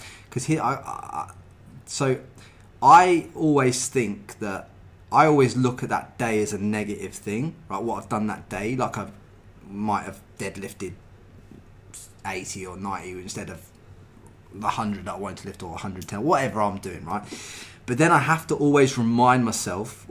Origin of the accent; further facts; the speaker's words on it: England, United Kingdom; now in Australia; I come from England, and you know, when you come from England and the kind of place that I came from